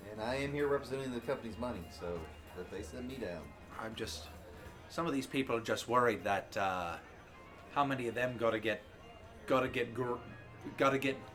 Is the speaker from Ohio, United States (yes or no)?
no; Miami, Florida, United States; I'm from Miami, Florida